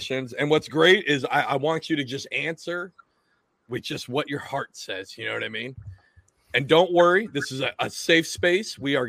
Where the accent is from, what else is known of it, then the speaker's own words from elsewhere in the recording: Washington, United States; now in New Jersey, United States; I'm from Washington State. Now I live in Jersey.